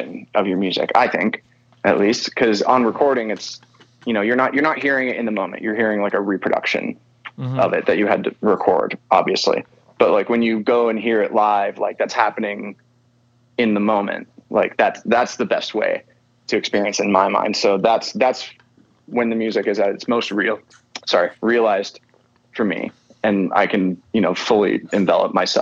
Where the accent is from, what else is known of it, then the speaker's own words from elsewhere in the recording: San Jose, California, United States; my hometown, San Jose, California.